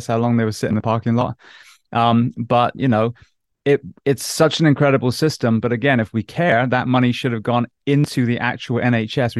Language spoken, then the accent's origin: English; United States; an American paramedic